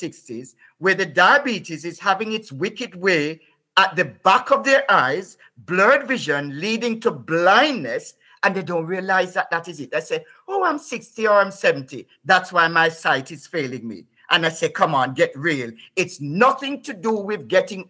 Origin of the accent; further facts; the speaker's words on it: Whitehall, Saint Thomas, Jamaica; also born or lived in England; now in United Kingdom; I grew up in Jamaica